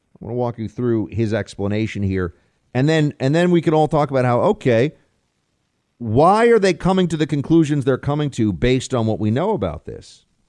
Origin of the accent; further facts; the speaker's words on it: United States; as an American